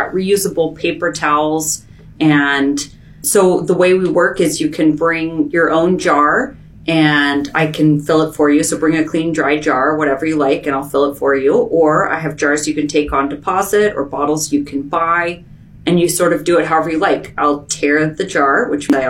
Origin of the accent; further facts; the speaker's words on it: Portland, Oregon, United States; moved away as an adult; now in Bellingham, United States; We moved here about 3.5 years ago when my son was born. We're from Portland